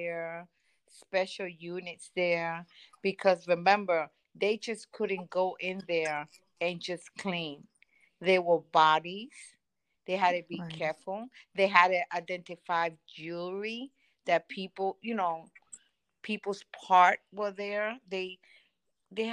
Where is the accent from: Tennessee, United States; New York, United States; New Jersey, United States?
New York, United States; New York City; as a New Yorker, I'm very proud of being a New Yorker